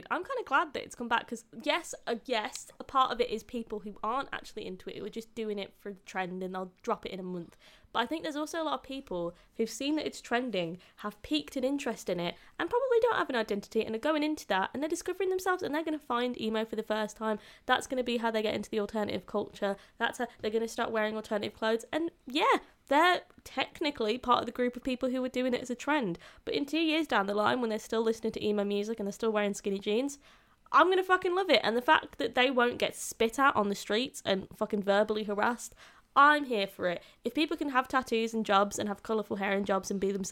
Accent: Birmingham, West Midlands, United Kingdom; I'm from Birmingham.

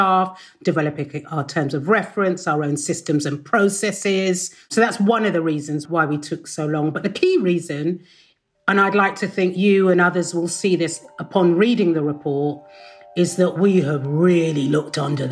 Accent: London, United Kingdom; I grew up in Shepherd's Bush, went to school on the White City Estate

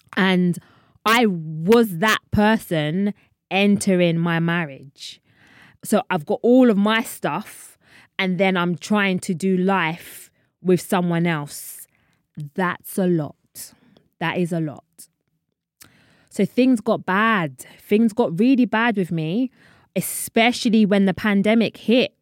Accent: London, United Kingdom; I'm from London.

